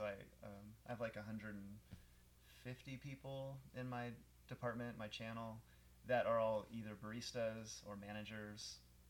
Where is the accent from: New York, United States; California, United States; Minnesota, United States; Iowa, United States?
California, United States; Bay Area; moved away; I grew up in California. Okay. In the Bay Area.